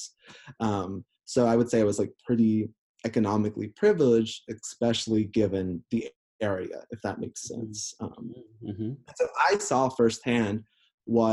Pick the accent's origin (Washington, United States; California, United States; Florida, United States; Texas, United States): Florida, United States; North Central; growing up as a queer person in the deep rural South of North Central Florida